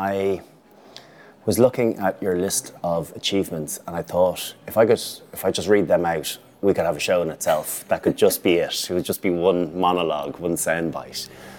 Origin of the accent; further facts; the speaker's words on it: Ireland; What is it about being Irish? There's only a little over 5.1 million of us, but yet we compete globally on so many levels.